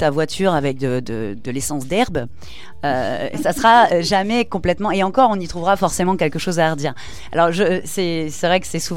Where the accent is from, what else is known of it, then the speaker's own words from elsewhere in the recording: Toulouse, Occitania, France; Parce qu'on est, on est toulousain et pour l'instant, euh, on n'est que sur Toulouse.